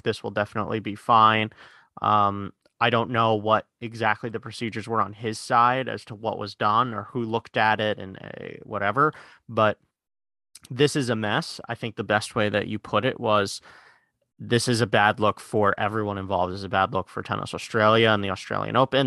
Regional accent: New York City, New York, United States; we live in, we're, we're from Queens

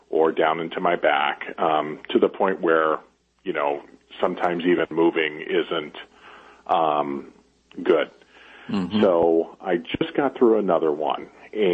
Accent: Chicago, Illinois, United States; moved away; also born or lived in Las Vegas; I grew up in Chicago and then moved to Las Vegas for a while

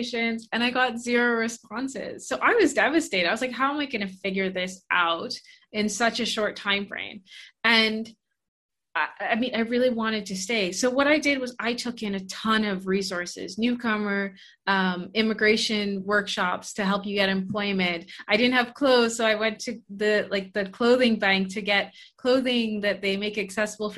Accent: Bahamas; moved away as an adult; also born or lived in Canada; I'm originally from the Bahamas

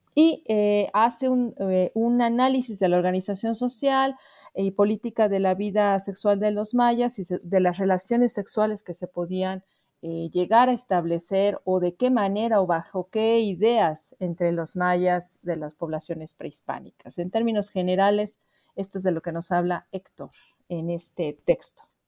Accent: Mexico City, Mexico; soy antropóloga originaria de la Ciudad de México y también radico en, tal lugar

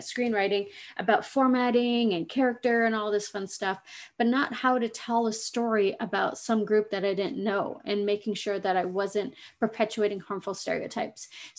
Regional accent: Pacific Northwest, United States; also born or lived in Fiji; I was born in Fiji, islands in the South Pacific, and I grew up in North America. I'm a Pacific Northwest gal, and I love it.

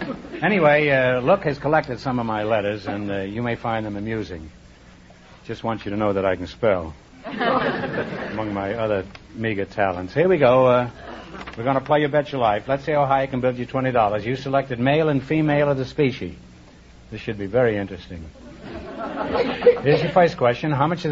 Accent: New York, United States; I was born in New York, too. Manhattan. I'm a slum boy.

